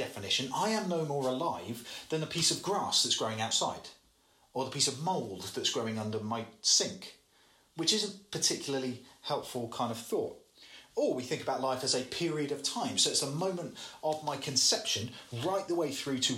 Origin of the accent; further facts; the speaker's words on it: England, United Kingdom; as the English